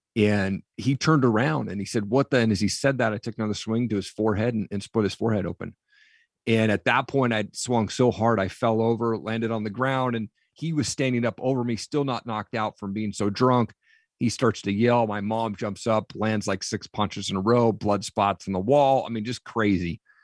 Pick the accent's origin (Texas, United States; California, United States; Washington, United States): Washington, United States; Eastern; I grew up in Eastern Washington.